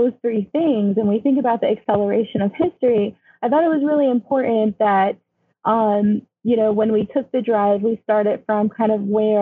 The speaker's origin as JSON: {"language": "English", "country": "United States", "also_born_or_lived": "Connecticut / New York", "said": "I'm a Mojave girl"}